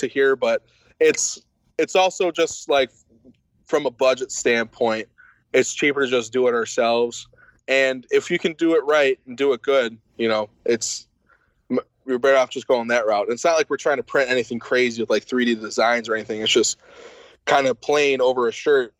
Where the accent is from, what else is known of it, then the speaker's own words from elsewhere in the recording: Buffalo, New York, United States; I'm from Buffalo and I'm straight edge